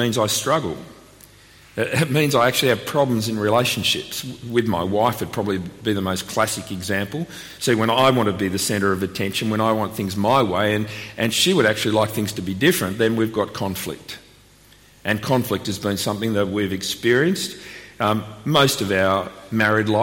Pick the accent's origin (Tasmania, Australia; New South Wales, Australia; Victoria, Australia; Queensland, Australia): Victoria, Australia; Melbourne; also born or lived in Sydney; now in Canberra, Australia; I was born in Melbourne